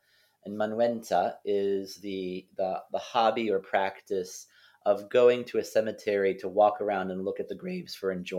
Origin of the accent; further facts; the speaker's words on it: Bartonsville, Pennsylvania, United States; also born or lived in East Stroudsburg, Pennsylvania; now in Vermont, United States; I grew up in Bartonsville.